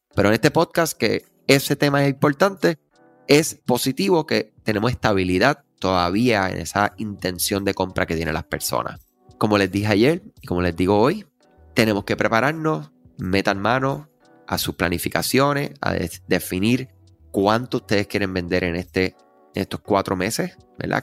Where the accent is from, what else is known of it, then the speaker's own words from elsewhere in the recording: Puerto Rico; somos Este, de Puerto Rico, la nación americana